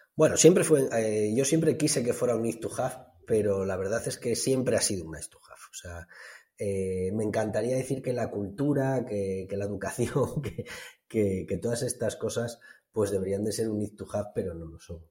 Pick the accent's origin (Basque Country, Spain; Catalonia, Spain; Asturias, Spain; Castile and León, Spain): Asturias, Spain; Somiedo; mi pueblo, que bueno, Somiedo es un, consejo concejo aquí en, el norte de Asturias